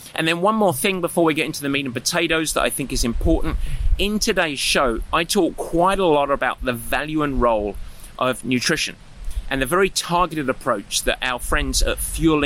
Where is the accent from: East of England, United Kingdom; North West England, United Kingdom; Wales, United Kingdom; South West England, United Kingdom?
East of England, United Kingdom; Southend-on-Sea; now in United States; I grew up on the east side of London in Essex, a town called Southend